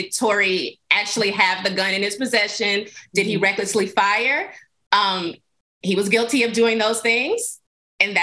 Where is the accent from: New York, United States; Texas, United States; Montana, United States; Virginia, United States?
Texas, United States; as a Texan